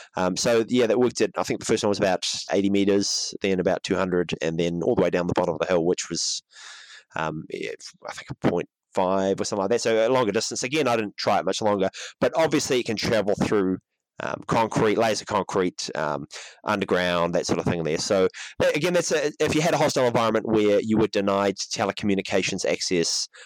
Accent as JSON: {"language": "English", "region": "Auckland", "country": "New Zealand", "tie": "born or raised there", "said": "in Auckland, my hometown"}